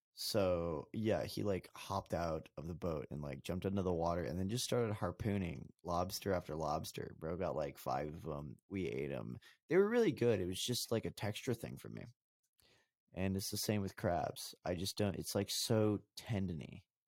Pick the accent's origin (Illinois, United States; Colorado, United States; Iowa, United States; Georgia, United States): Colorado, United States; I'm from Colorado